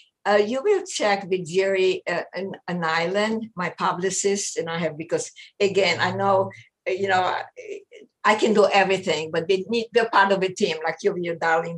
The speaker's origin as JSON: {"language": "English", "country": "Israel", "tie": "born or raised there", "said": "I grew up in Israel for 9 years."}